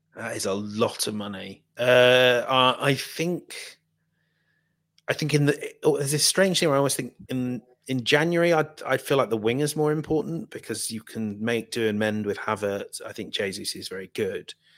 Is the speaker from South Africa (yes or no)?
no; Midlands, United Kingdom; I'm from the Midlands